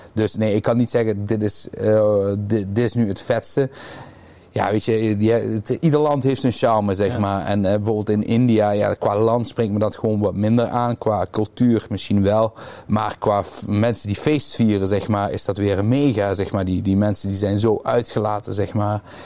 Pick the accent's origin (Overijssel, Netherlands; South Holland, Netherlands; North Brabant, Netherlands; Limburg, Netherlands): Limburg, Netherlands; Roermond; ik kom uit Roermond